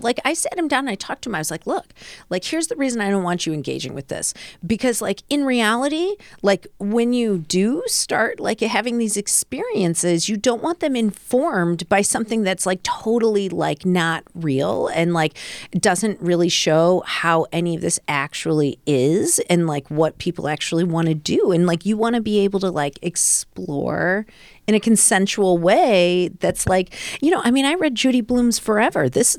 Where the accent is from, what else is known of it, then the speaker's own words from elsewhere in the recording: Midwest, United States; I'm from the Midwest.